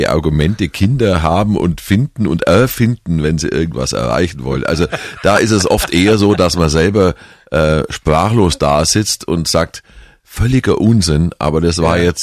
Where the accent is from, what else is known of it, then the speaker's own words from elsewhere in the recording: Kempten, Bavaria, Germany; war immer schon politisch interessierter Mensch, vor allem eben in meiner Heimat. Ähm, und da habe ich mich mal einfach in Kempten geärgert